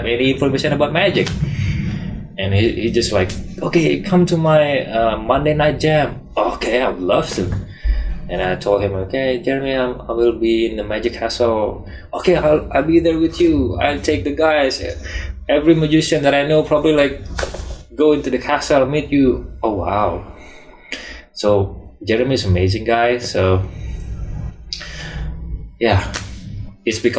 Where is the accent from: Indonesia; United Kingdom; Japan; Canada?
Indonesia; moved away; I'm from Indonesia